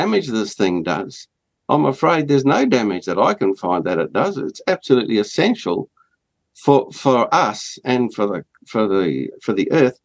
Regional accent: Australia; as an Australian

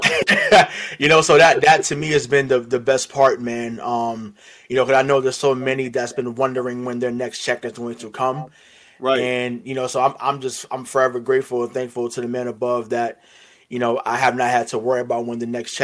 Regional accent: Boston, Massachusetts, United States; I am from Boston, Massachusetts. So, you know, 617 is in the building

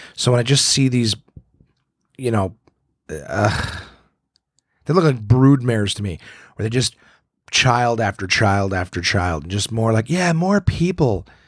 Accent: Ottawa, Ontario, Canada; my hometown of Ottawa, Ontario

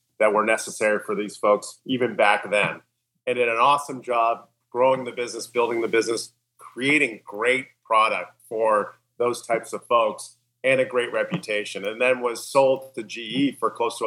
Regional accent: Canada; also born or lived in New York City, United States / Beverly Hills, United States; now in United States; I'm Canadian, by the way. So Canadian, but lived in the U.S. for many years now.

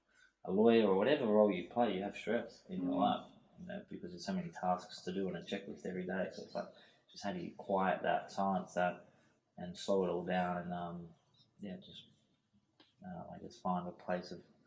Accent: Harvey, Western Australia, Australia; moved away; I grew up in Harvey, I left there.

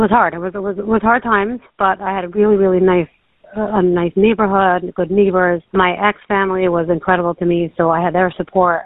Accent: New York City, New York, United States; moved away as an adult; also born or lived in Lakewood, New Jersey; now in Baltimore, United States; I grew up in Queens, went to high school in Brooklyn, and then I got married at 21 and moved to Lakewood.

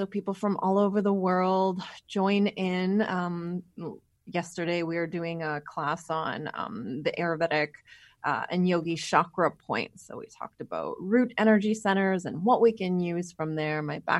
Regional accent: Winnipeg, Manitoba, Canada; moved away as an adult; also born or lived in Calgary / California; I am from Winnipeg, Manitoba, which is where we live right now. But we kind of took about a 15, 16, 17 year journey where we went to Calgary, and then we were in California for about 12, 13 years of that. So we just moved home.

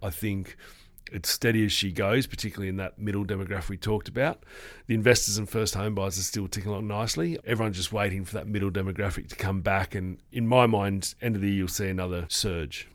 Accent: Sydney, New South Wales, Australia; moved away as an adult; now in Western Australia, Australia; I'm originally from the East Coast before I moved here twelve, thirteen years ago. I was calling, uh, the Sydney, which is my hometown

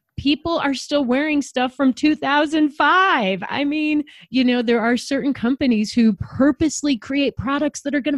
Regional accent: Chicago, Illinois, United States; I grew up in Chicago, competitively swimming

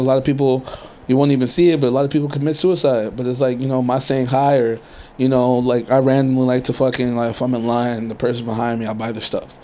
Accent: Inglewood, California, United States; also born or lived in Pasadena / Harbor City / Riverside County / Murrieta; now in San Diego, United States; I grew up in LA. I grew up in Inglewood, and then right. um, from Inglewood we moved over a little bit, like still in the LA area, you know, Pasadena, um, Harbor City

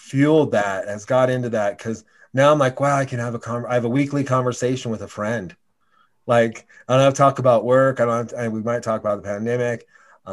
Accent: Laramie, Wyoming, United States; moved away as an adult; also born or lived in New York; we grew up together in Laramie.

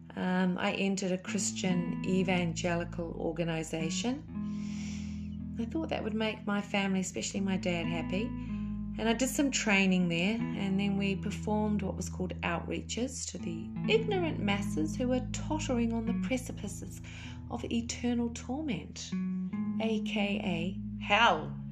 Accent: Auckland, New Zealand; moved away as an adult; I was raised in Auckland, New Zealand, by a Kiwi dad and a Welsh mother

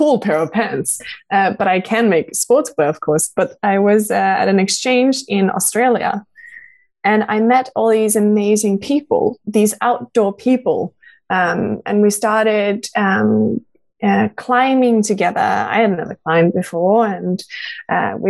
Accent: Norway; also born or lived in Denmark; I grew up in Norway. Like, I am Danish, but I grew up in Norway.

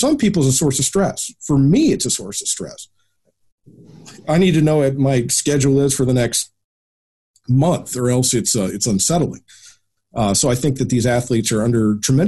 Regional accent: United States; being an American

